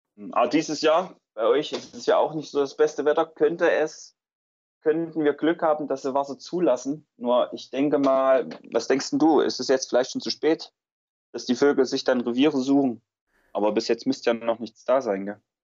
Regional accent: Weimarer Land, Thuringia, Germany; vor allem die Gegend, aus der ich komme, ich komme aus dem Weimarer Land

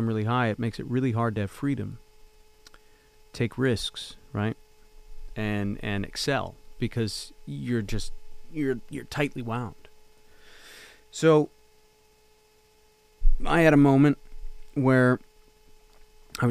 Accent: Canada; moved away as an adult; also born or lived in Los Angeles; as a Canadian

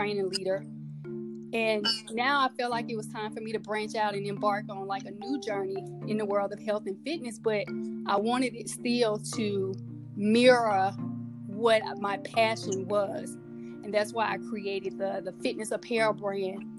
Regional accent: Mississippi, United States; me growing up in Mississippi

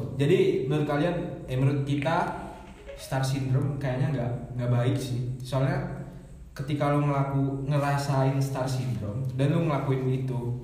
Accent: Bondowoso, East Java, Indonesia; also born or lived in Malang; kalau di Bondowoso itu mah bahasanya rata-rata Madura tapi nggak semuanya Madura di lingkungan gue Jawa semua

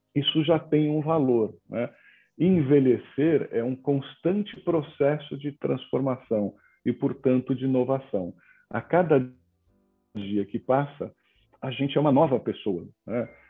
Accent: São Paulo, Brazil; now in João Pessoa, Brazil; nasci em São Paulo, nasci na Moca

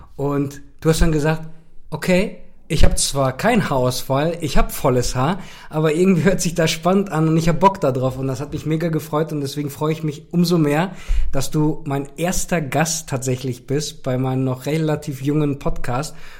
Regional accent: Cologne, North Rhine-Westphalia, Germany; ich komme ja auch aus Köln

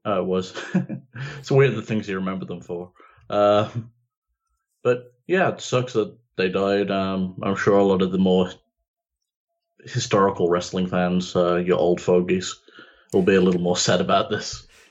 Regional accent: United Kingdom; I'm British

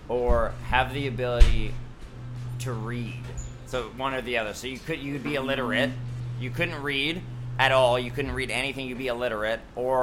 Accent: Iqaluit, Nunavut, Canada; I'm from Iqaluit. I don't know if I pronounced that right.

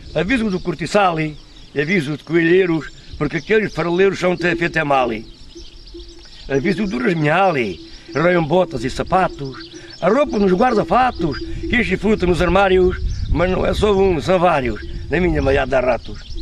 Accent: Portel, Alentejo, Portugal; Sou de Portel natural

